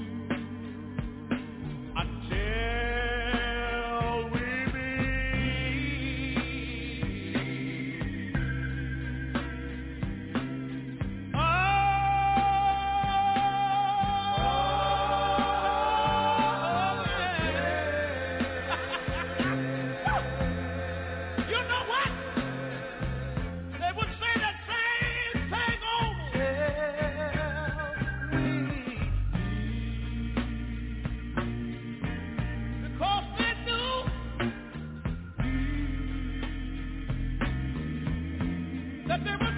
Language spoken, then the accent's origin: English; Tyler, Texas, United States; also born or lived in Galilee, Texas; I was born in a little community about 13 miles from Tyler. In a little community that was called Galilee.